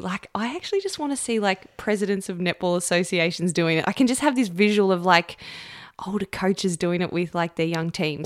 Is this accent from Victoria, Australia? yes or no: yes; Camperdown, Victoria, Australia; when I was growing up in Camperdown as a young girl